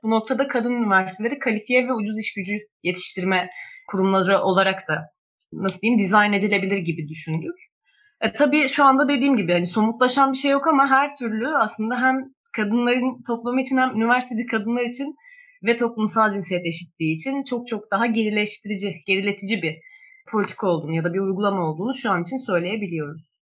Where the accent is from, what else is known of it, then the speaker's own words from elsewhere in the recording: Bursa, Turkey; moved away; ben aynı zamanda Bursalıyım